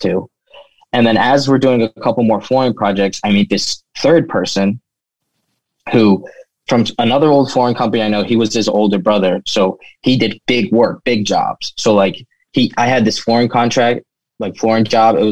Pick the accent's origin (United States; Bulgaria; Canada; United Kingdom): United States; Gaithersburg, Maryland; now in Baltimore, United States; growing up in Gaithersburg, around Gaithersburg, Maryland